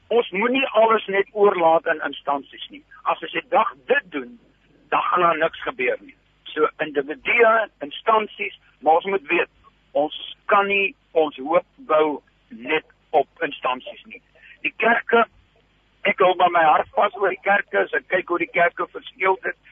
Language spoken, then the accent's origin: Afrikaans; Namibia; now in South Africa; ek het in Namibië groot geword